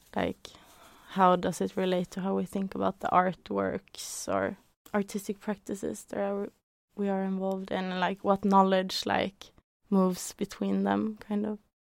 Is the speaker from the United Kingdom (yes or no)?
no; Norway; I grew up in Norway